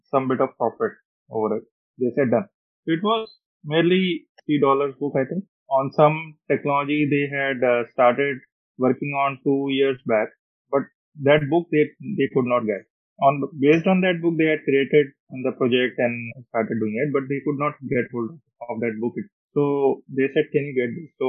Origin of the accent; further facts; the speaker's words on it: Roorkee, Uttarakhand, India; moved away as an adult; also born or lived in Delhi / Australia; went back to Roorkee, my hometown. My father was IT prof there.